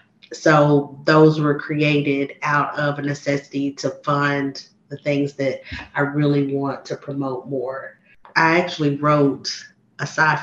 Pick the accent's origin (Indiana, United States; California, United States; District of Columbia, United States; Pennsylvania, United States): Pennsylvania, United States; Harrisburg; yeah, I had a good experience growing up in Danville and Harrisburg.